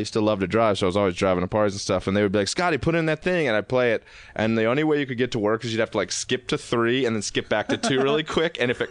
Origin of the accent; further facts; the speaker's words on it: Baltimore, Maryland, United States; moved away as an adult; also born or lived in Massachusetts; I'm from Baltimore.